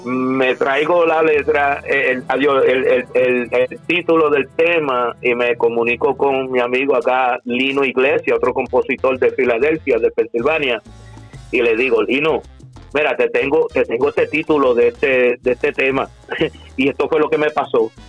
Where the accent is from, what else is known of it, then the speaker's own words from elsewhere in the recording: Cagua, Aragua, Venezuela; yo soy criollo, yo soy de aquí, yo nací aquí en Cagua.